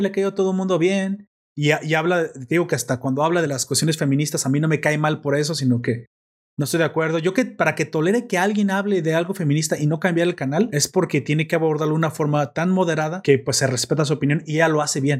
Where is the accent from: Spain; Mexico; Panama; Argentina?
Mexico